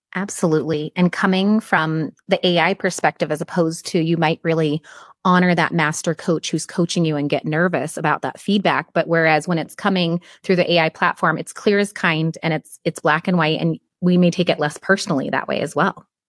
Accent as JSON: {"language": "English", "region": "Midwest", "country": "United States", "said": "I still struggle with not saying the word guys while I'm teaching because I come from the Midwest"}